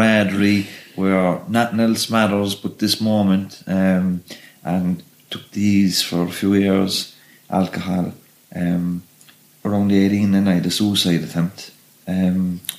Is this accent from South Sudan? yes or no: no; Cork, Munster, Ireland; also born or lived in Dublin / Clondalkin; I was born in Dublin, and we moved. My mum, we lived in Clondalkin, and when Weefield was just being built, the prison, and my mum wanted to move back to Cork, you know, because Dublin was getting rough at the time. So we moved to Knocknaheeny in the mid 80s